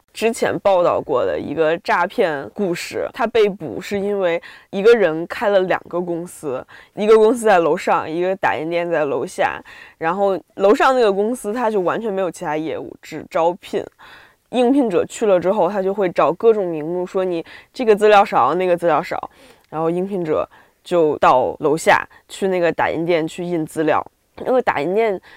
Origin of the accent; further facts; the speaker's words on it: Beijing, China; 我是北京的